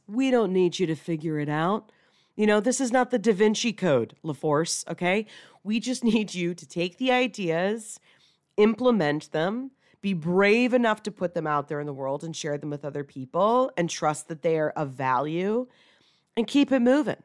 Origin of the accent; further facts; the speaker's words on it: Atlanta, Georgia, United States; moved away as an adult; relocate back to, you know, where I grew up here in Atlanta